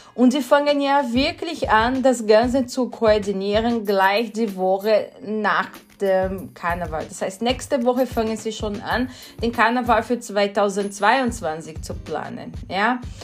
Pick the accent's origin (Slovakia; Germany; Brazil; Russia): Brazil; Sorocaba, São Paulo; German is a second language; moved away as an adult; now in Vienna, Austria; ich bin gebürtige Brasilianerin, wohne in Wien schon seit 2006, aber ich komme nicht aus Rio, ich komme aus São Paulo